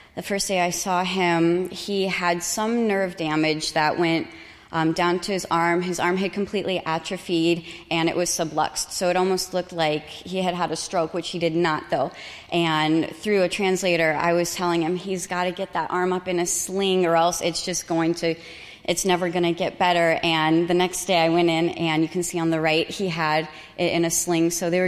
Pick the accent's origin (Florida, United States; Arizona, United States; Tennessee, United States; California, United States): Arizona, United States; Phoenix; I'm from North Phoenix.